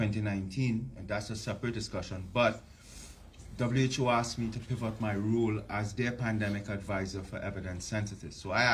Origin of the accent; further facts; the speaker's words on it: Canada; So I have to say out of the box that I'm very honored, very privileged as a Canadian citizen. I do have status in the United States, but I'm a Canadian citizen